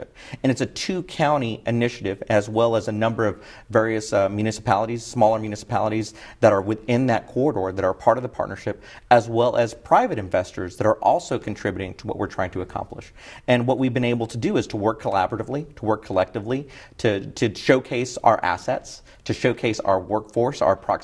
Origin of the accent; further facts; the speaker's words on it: San Marcos, Texas, United States; I'm born and raised San Marcos, went to San Marcos High School, graduated from what was then Southwest Texas State University, and is now Texas State University